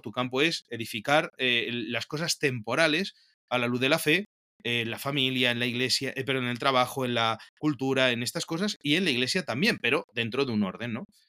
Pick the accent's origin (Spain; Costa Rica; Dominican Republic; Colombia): Spain; also born or lived in Toledo / Peru; soy un sacerdote español